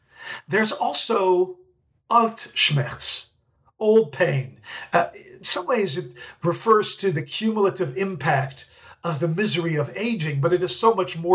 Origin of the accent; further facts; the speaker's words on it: Netherlands; moved away; I grew up in the Netherlands, and growing up as a Dutchman